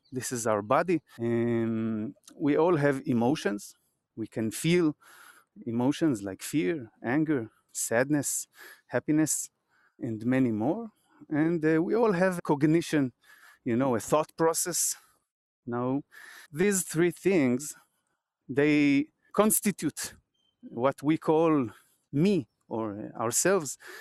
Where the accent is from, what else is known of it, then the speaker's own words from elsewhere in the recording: Israel; I'm from Israel